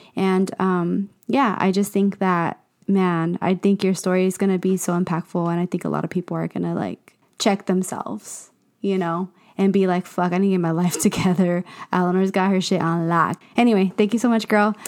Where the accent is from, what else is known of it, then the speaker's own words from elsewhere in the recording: Inland Empire, California, United States; moved away; I know where I come from. I come from the Inland Empire. The Inland Empire made me